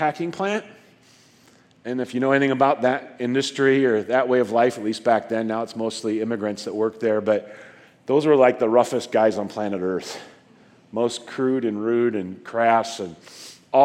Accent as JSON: {"language": "English", "region": "northeastern Nebraska", "country": "United States", "tie": "born or raised there", "said": "I was born and raised in a little outside of a couple of little rural towns, northeastern Nebraska"}